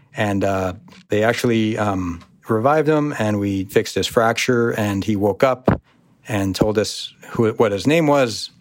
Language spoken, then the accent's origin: English; United States; also born or lived in Syria (ancestry); being an American, being born and raised with the luxuries of being a United States citizen